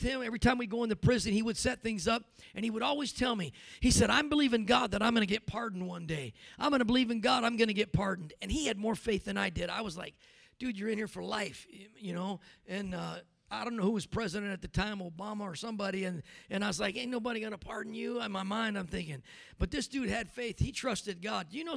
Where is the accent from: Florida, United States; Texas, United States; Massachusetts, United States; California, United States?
California, United States; now in Denver, United States; I grew up in California